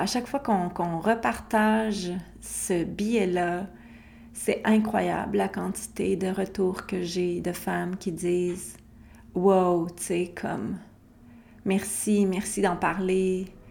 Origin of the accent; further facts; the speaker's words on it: Quebec, Canada; chez moi au Québec